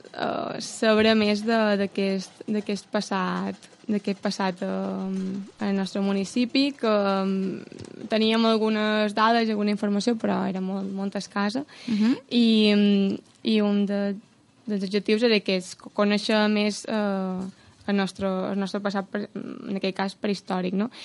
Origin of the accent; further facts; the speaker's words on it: Muro, Balearic Islands, Spain; com a morera